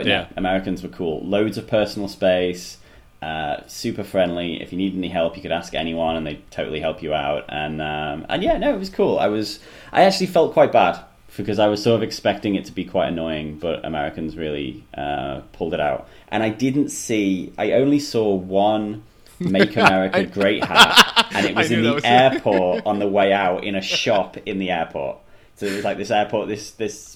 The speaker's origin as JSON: {"language": "English", "region": "England", "country": "United Kingdom", "tie": "born or raised there", "also_born_or_lived": "South Africa / Australia", "moved": "as an adult", "lives_now": "Melbourne, Australia", "said": "I was born in South Africa, but I grew up in England, and then 3 and a bit years ago I moved to Australia"}